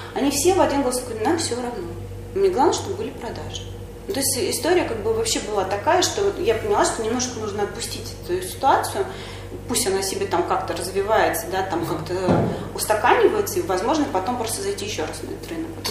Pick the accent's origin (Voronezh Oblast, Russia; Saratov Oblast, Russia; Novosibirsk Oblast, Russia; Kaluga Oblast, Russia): Kaluga Oblast, Russia; я сама из Калужской области, и родители у меня проживают там же